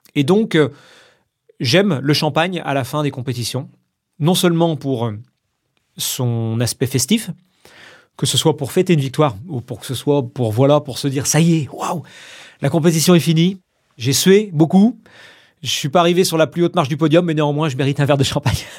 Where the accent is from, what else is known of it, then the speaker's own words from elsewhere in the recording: Vendée, Pays de la Loire, France; moved away; Je viens de Vendée. Je suis né là-bas, toute ma famille euh, réside toujours là-bas.